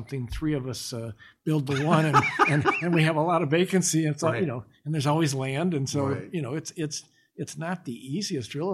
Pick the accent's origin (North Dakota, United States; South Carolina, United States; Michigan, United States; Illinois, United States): Michigan, United States; moved away as an adult; now in Dallas, United States; growing up in Michigan, as much as I love my home state